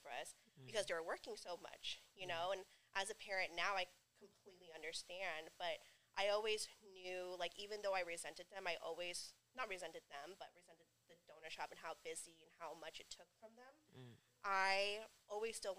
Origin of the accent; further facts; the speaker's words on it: Stockton, California, United States; also born or lived in Long Beach, California; when I was about like 4 or 5, they moved back to Stockton to be with my mom's side of the family. And ever since then, I've lived in Stockton